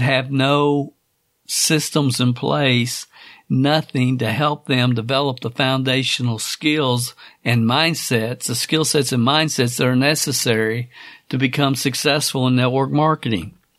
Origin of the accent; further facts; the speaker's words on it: Stamping Ground, Kentucky, United States; Stamping Ground, Kentucky